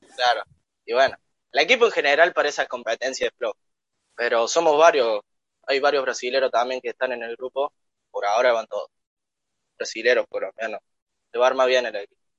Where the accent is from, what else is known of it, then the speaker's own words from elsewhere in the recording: La Tordilla, Córdoba, Argentina; accent: cordobés; Soy de un pueblito llamado La Tordilla, a 19 kilómetros de Arroyito